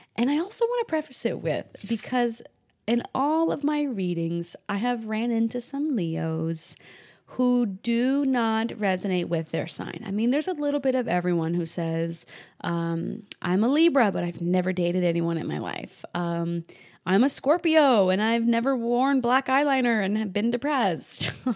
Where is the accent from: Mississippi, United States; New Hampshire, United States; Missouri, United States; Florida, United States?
New Hampshire, United States; New England; I grew up in New England, New Hampshire